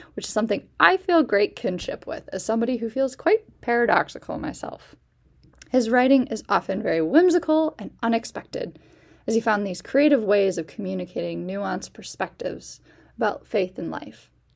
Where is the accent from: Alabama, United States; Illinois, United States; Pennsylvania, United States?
Illinois, United States; Chicago suburbs; moved away as an adult; now in Dayton, United States; I'm originally from the Chicago suburbs